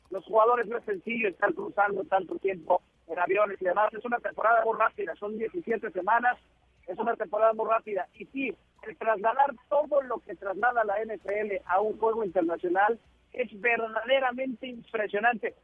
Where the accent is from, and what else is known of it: Mexico